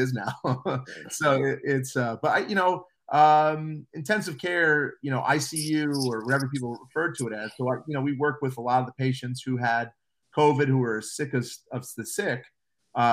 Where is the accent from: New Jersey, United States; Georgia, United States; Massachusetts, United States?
New Jersey, United States; moved away; also born or lived in Pennsylvania; I'm from New Jersey originally.